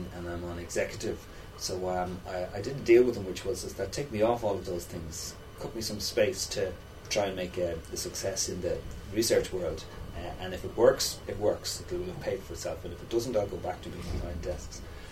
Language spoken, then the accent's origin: English; Dublin, Leinster, Ireland; I'm a local. I grew up in Artane.